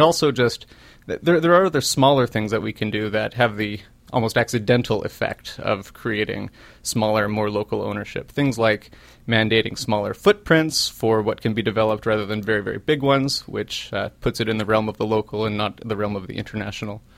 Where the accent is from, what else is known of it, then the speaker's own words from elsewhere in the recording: Winnipeg, Manitoba, Canada; moved away as an adult; now in Halifax, Canada; I'm from Winnipeg. I'm a come from away from from Winnipeg